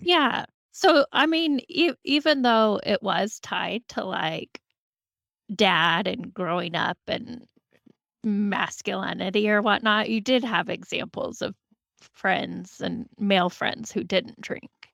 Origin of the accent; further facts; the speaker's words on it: Moscow, Idaho, United States; growing up in Moscow, college town